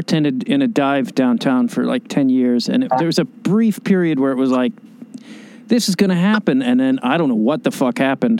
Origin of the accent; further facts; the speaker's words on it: Chicago, Illinois, United States; also born or lived in New York; now in Los Angeles, United States; I lived in New York before I came here, and I grew up in Chicago